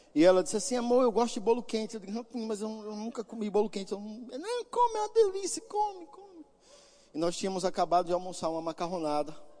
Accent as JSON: {"language": "Portuguese", "region": "Northeast Region", "country": "Brazil", "said": "eu sou nordestino e eu sou nordestino raiz"}